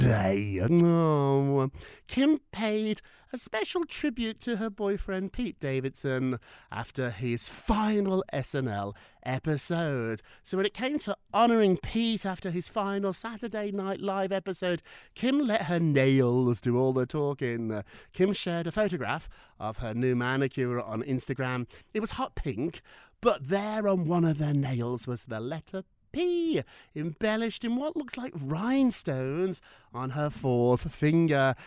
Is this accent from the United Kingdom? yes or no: yes; United Kingdom; I'm so British